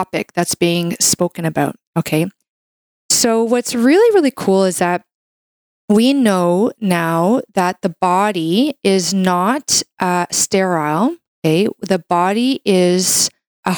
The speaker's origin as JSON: {"language": "English", "country": "Canada", "said": "I'm a Canadian medical doctor"}